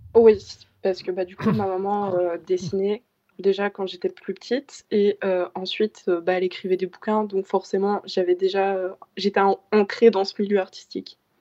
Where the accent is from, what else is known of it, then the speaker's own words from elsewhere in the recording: Belgium; J'ai actuellement 17 ans et je mmh. viens de, de Bertry